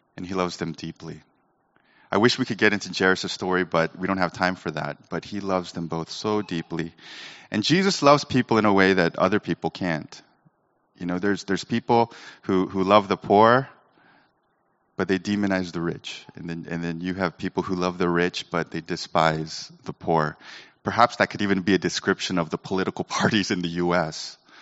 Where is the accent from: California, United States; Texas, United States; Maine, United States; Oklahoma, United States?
California, United States; Sacramento; I was Asian growing up in Sacramento